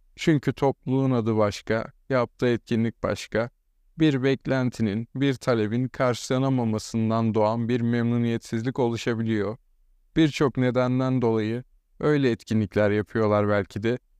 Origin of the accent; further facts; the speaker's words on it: İzmir, Turkey; moved away as an adult; now in Uşak, Turkey; Ben İzmirli biri olarak